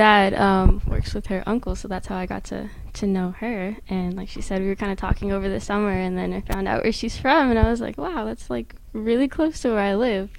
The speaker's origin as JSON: {"language": "English", "town": "Whittier", "region": "California", "country": "United States", "moved": "yes", "said": "I'm from Whittier, California, so it's a suburb of L.A."}